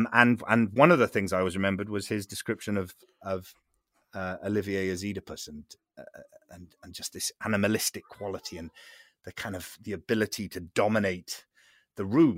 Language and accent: English; Port Talbot, Wales, United Kingdom; One thing is the place I come from Port Talbot. So it's a place that it's a steel town.